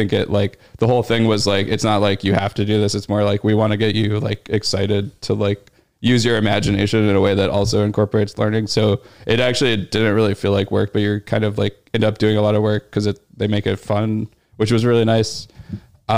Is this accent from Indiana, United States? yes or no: no; Louisville, Kentucky, United States; moved away as an adult; also born or lived in Pittsburgh, Pennsylvania / Beloit, Wisconsin / Chicago, Illinois; now in New York, United States; The college town was like definitely a lot smaller than my hometown.